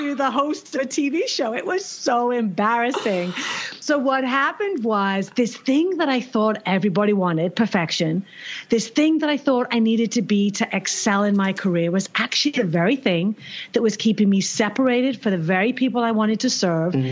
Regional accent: England, United Kingdom; moved away as an adult; now in New York, United States; And we're British.

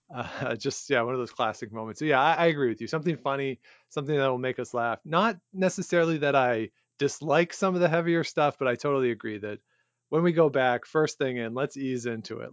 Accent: outside of Toronto, Ontario, Canada; we grew up outside of Toronto

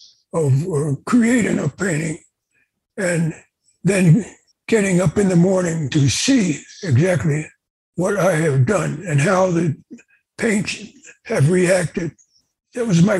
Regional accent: Pleasantville, New Jersey, United States; I was born in Pleasantville, New Jersey, which is not that far from Atlantic City

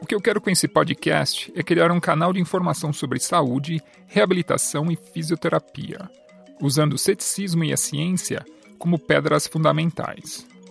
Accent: São Paulo, Brazil; moved away as an adult; now in Canada; Eu sou natural da cidade de São Paulo, do bairro do Tatuapé, mas atualmente moro e pratico fisioterapia no Canadá

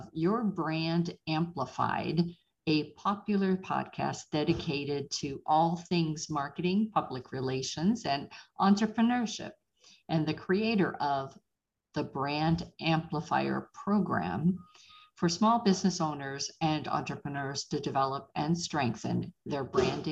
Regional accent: Pittsburgh, Pennsylvania, United States; moved away; I am originally from Pittsburgh

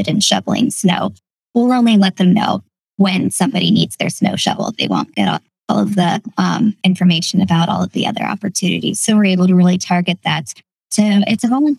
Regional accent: Northwestern Pennsylvania, United States; now in Lancaster, United States; I grew up in Northwestern Pennsylvania in a small town

